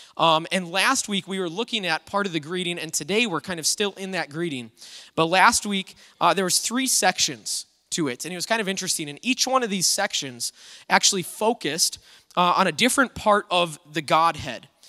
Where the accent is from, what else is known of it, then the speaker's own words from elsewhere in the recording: United States; this freedom that we have as Americans in our country.